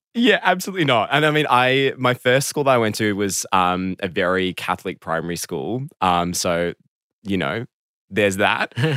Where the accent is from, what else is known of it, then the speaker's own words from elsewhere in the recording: Melbourne, Victoria, Australia; I grew up in Melbourne, south of Melbourne, kind of close to the beach